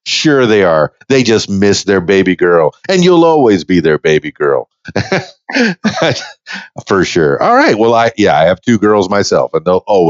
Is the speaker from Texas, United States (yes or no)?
no; Miami, Florida, United States; and I grew up in Miami, you know, in a tougher part of town, and we all played outside in the dirt